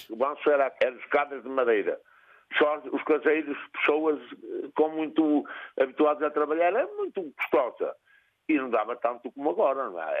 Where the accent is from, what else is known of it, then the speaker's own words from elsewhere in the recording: Celorico de Basto, Norte, Portugal; Eu sou de Agil, de Surico de Baixo, estou a, 12 km de Salgueiras, a 8 da Lixa e a 22 de Surico de Baixo.